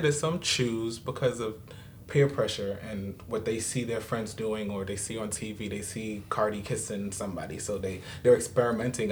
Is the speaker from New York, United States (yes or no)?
yes; New York City, New York, United States; also born or lived in Queens; I'm from Brooklyn originally